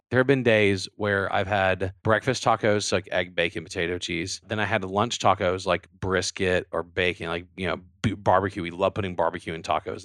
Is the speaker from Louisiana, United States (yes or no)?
yes; Louisiana, United States; I'm from Louisiana